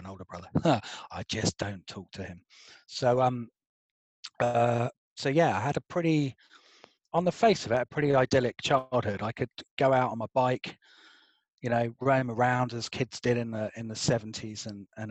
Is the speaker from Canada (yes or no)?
no; Albury, South East England, United Kingdom; accent: posh; now in London, United Kingdom; I grew up in a tied cottage next to a churchyard in a little village called Albury